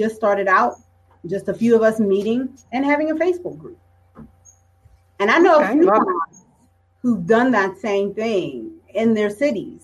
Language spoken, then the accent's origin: English; Pittsburgh, Pennsylvania, United States; growing up in Pittsburgh